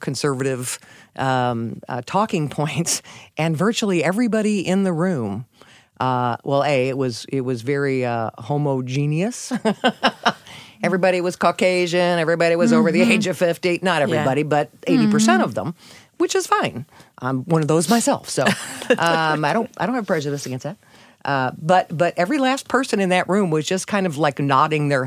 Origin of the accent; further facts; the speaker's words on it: St. Louis, Missouri, United States; moved away as an adult; also born or lived in Houston; We're from St. Louis.